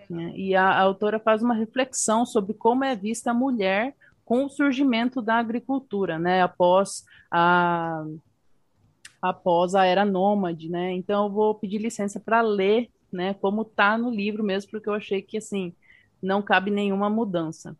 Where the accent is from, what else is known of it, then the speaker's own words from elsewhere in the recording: Paraguay; eu sou paraguaia do Paraguai